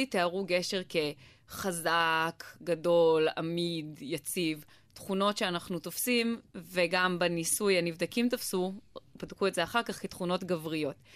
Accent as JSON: {"language": "Hebrew", "country": "Israel", "tie": "born there", "said": "אנחנו נולדנו בישראל ואנחנו דוברי עברית"}